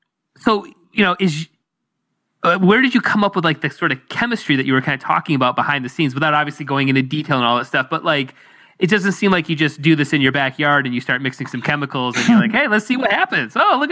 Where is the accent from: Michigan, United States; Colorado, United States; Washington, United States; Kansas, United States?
Michigan, United States; Detroit; I'm in Detroit, and I actually live by the Ohio border. Is where I grew up.